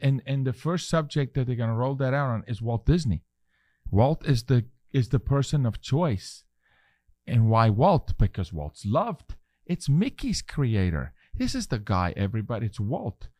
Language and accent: English; South Africa; moved away; I'm raising my three-year-old son as a South African male